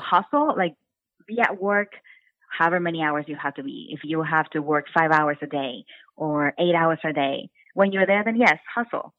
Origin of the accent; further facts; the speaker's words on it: Brownsville, Texas, United States; moved away as an adult; also born or lived in North Carolina; now in Austin, United States; I am from Brownsville, Texas, which is a really small city in Texas. And I grew up with a really strict mom